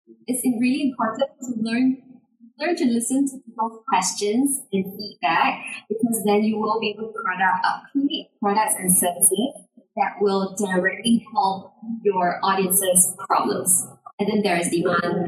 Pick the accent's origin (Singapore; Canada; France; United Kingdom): Singapore; I'm from Singapore